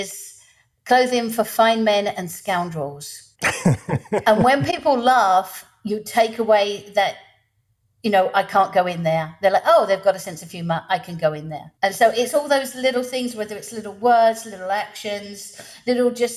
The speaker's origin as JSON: {"language": "English", "region": "England", "country": "United Kingdom", "moved": "as an adult", "lives_now": "Louisiana, United States", "said": "I'm English, living in the States"}